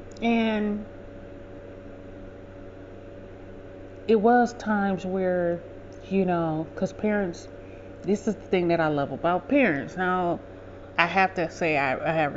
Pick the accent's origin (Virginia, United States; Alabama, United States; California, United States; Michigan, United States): Michigan, United States; Detroit; I grew up in Southwest Detroit